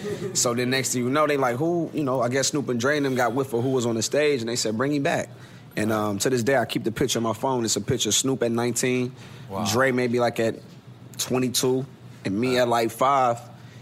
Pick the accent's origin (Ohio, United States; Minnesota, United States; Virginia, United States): Ohio, United States; Columbus; my hometown in Columbus, Ohio